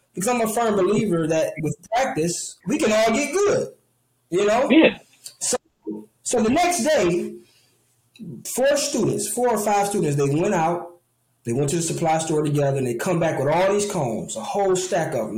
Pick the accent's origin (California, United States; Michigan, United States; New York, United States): Michigan, United States; Detroit; Detroit is home, right? Um, Detroit is where my roots are